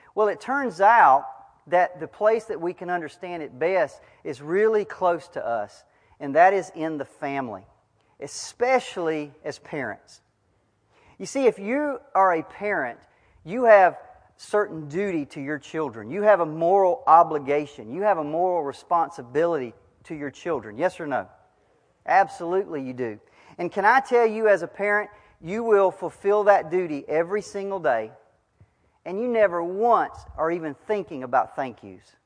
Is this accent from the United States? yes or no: yes; United States; as an American, a 21st century American